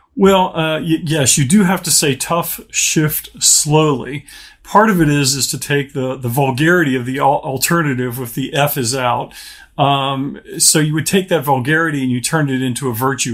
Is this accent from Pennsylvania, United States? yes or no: yes; Pittsburgh, Pennsylvania, United States; moved away as an adult; also born or lived in Charlottesville, Virginia; now in Orlando, United States; I grew up in the Pittsburgh, Pennsylvania area.